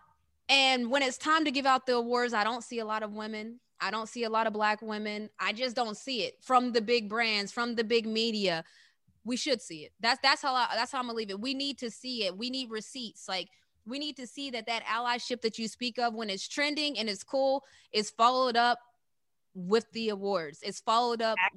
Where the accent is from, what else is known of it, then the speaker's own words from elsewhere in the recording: West Virginia, United States; we're from West Virginia